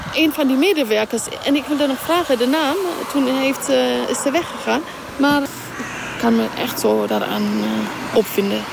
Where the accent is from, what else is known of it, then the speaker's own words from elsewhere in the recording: Eritrea; now in Rotterdam, Netherlands; Ik kom ook uit Eritrea